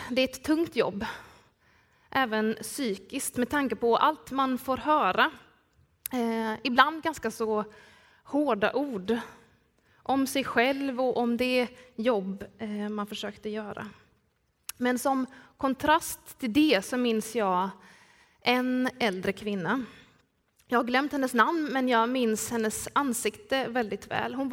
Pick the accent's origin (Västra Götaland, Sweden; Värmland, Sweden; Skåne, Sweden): Skåne, Sweden; Skillinge; accent: Skåne; Ett par, tre somrar så jobbade jag på äldreboendet Ankaret nere i min hemby Skillinge.